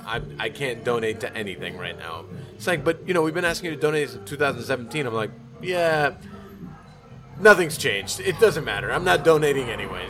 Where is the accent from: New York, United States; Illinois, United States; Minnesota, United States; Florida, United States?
Florida, United States; Miami; I grew up in Miami